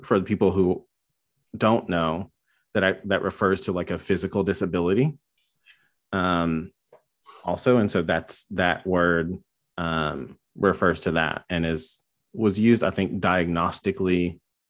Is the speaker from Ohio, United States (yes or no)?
no; North Carolina, United States; I grew up in North Carolina in the middle of nowhere